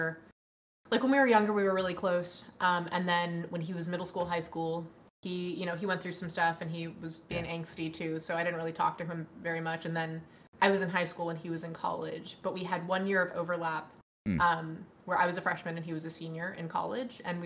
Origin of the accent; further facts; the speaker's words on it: Dallas, Texas, United States; also born or lived in Newport Beach, California; I was born in Newport Beach, California area. Nice. But I was raised in Dallas, Texas.